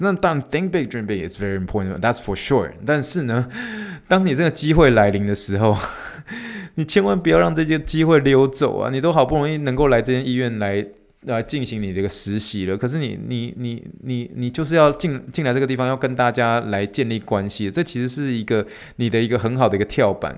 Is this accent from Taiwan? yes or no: yes; Taiwan; moved away; 我是来自台湾的